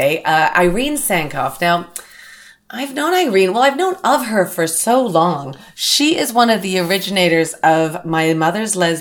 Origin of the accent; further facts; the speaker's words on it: Canada; now in Los Angeles, United States; I'm a Canadian girl. I was brought up shoveling snow and making forts in the cul-de-sac